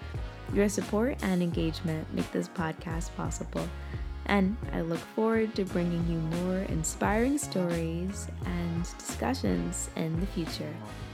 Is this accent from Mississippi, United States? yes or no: yes; Mississippi, United States; my home state, Mississippi.